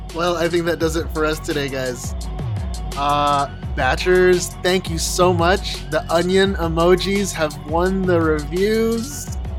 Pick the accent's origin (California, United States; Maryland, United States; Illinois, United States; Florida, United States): Illinois, United States; Chicago; moved away; I was born and raised in Chicago